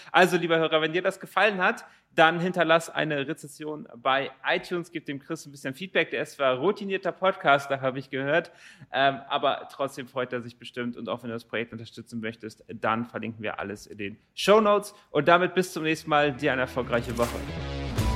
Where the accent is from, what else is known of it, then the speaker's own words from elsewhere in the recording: Rotenburg, Lower Saxony, Germany; moved away; ich komme ursprünglich aus Rothenburg-Wimme